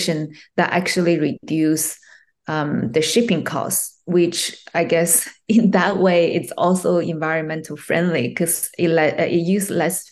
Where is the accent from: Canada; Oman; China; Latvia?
China; English is a second language; also born or lived in Japan / United States; now in Australia; Originally, I was born in China, and I had some, study in China